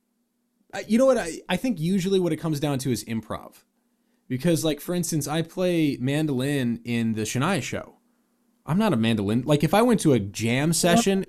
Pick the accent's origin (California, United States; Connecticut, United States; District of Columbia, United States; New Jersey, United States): California, United States; San Diego; also born or lived in Seattle, Washington; I was born in Seattle, moved to San Diego